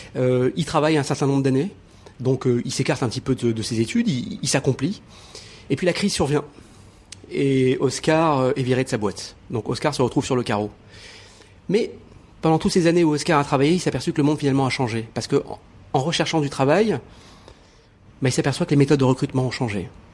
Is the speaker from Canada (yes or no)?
no; Morocco; je suis né au Maroc